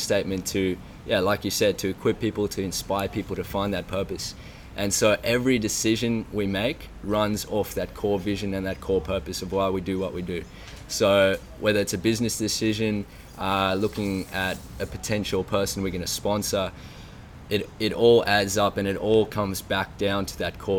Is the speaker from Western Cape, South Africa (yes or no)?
yes; Cape Town, Western Cape, South Africa; grew up in South Africa, in Cape Town